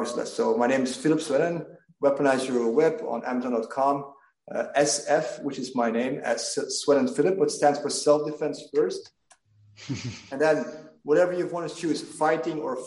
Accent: Belgium; I'm from Belgium

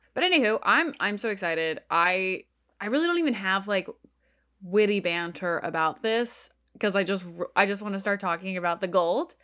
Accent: Texas, United States; now in New York, United States; I grew up in Texas and then came to New York.

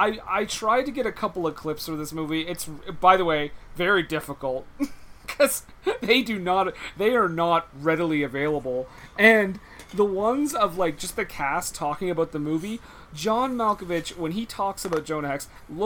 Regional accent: the South, United States; accent: southern; I've never displayed my southern accent to a group of people before.

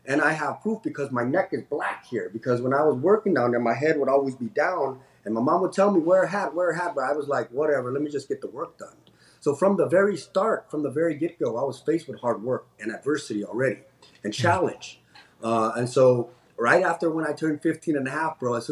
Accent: San Jose, California, United States; also born or lived in Cambodia; I was an immigrant growing up in Eastside San Jose in the 90s

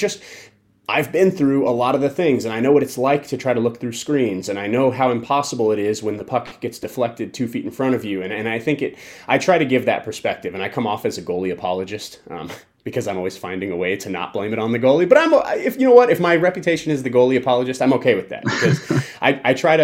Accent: Colorado Springs, Colorado, United States; now in Las Vegas, United States; I grew up in Colorado Springs

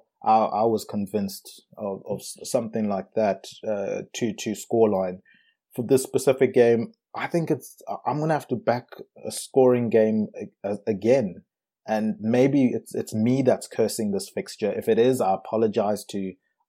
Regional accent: South Africa; moved away; also born or lived in Zimbabwe; Me being from Zimbabwe and growing up in South Africa

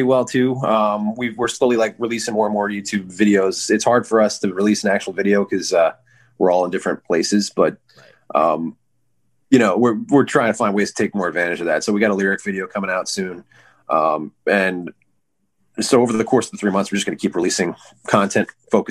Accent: Hicksville, New York, United States; also born or lived in Southampton; I was born in Southampton, grew up in Hicksville

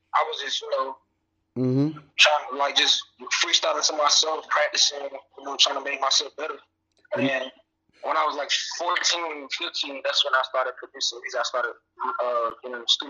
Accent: North Park, Alabama, United States; also born or lived in Oklahoma; I'm originally from Oklahoma, because I was only born, but I was basically raised in North Park, Alabama.

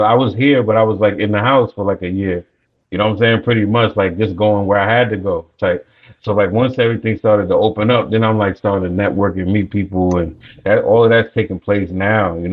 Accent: New York, United States; moved away as an adult; now in Atlanta, United States; I'm born and raised in New York, man, you know, between Long Island and New York City.

